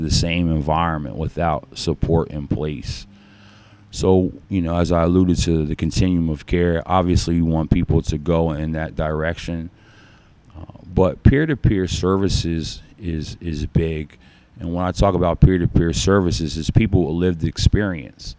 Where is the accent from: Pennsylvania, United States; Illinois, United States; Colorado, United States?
Pennsylvania, United States; Schuylkill County; This is a small county. You know, we live in a small county.